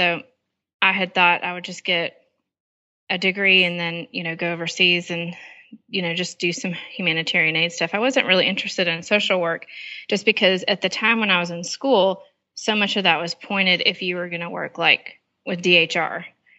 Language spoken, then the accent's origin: English; Panama; also born or lived in Nicaragua; In Panama and Nicaragua in Central America.